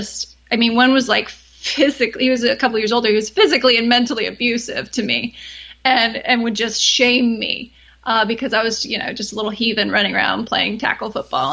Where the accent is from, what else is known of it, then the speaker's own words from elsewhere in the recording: Austin, Texas, United States; I grew up in Austin, where I still live